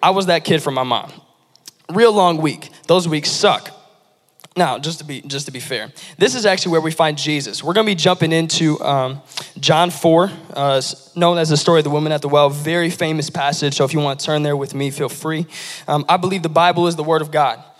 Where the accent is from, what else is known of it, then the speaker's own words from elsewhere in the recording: Lansing, Michigan, United States; the Lansing area. I was born and raised here